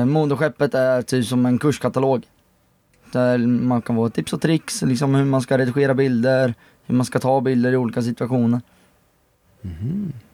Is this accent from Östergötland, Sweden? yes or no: yes; Motala, Östergötland, Sweden; now in Enköping, Sweden; Kommer från Motala, men bor nu i Enköping.